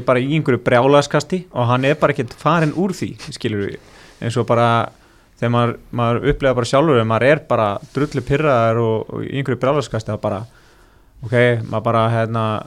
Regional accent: Iceland

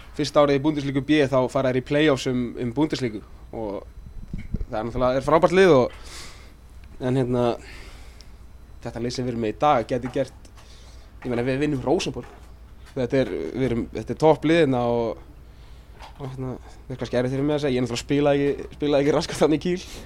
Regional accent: Iceland; moved away as an adult; also born or lived in Örebro, Sweden / Sandnes, Norway; kom aftur heim til Íslands

